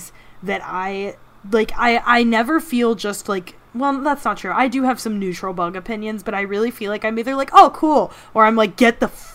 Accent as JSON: {"language": "English", "region": "the South", "country": "United States", "tie": "born or raised there", "said": "I grew up in the South"}